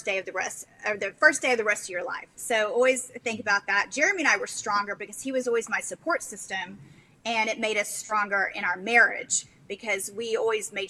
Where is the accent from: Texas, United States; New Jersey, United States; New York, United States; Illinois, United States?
Texas, United States; I say y'all because I'm from Texas